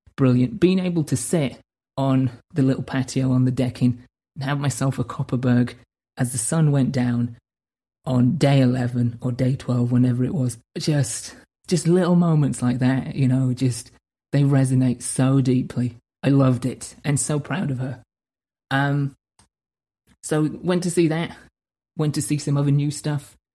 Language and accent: English; United Kingdom; moved away; I needed to go back home to my home country, to my hometown, to essentially recharge the batteries in my soul